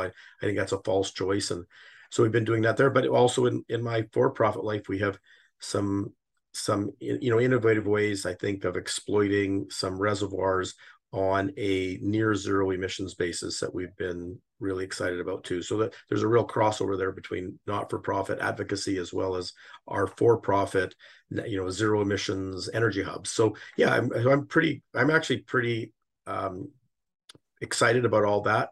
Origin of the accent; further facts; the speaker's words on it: Calgary, Alberta, Canada; moved away; also born or lived in Toronto; I'm born in Calgary and I'm currently living here.